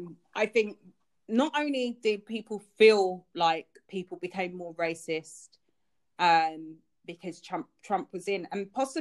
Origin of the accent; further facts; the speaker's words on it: United Kingdom; I am British. I do live here